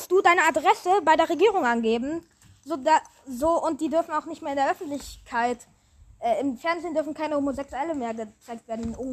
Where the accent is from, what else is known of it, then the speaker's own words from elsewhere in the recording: Hamburg, Germany; now in Berlin, Germany; Wir sind Hamburger, die in Berlin leben.